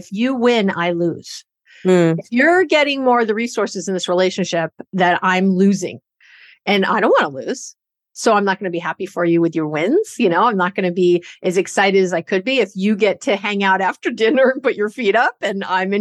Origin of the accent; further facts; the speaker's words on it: New York, United States; now in Bay Area, California, United States; I'm a Jew from New York